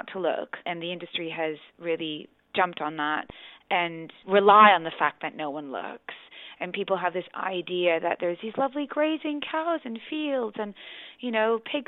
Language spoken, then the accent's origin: English; Canada; now in London, United Kingdom; I'm originally from Canada, but I've lived in London for the last 13 years